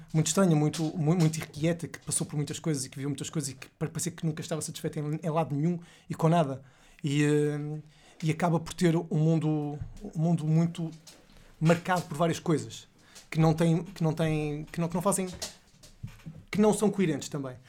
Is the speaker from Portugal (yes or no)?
yes; Porto, Norte, Portugal; eu sou de, do Porto, não sou de Lisboa